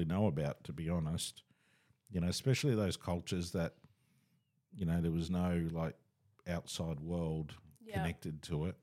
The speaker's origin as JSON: {"language": "English", "country": "Australia", "said": "we're Australian"}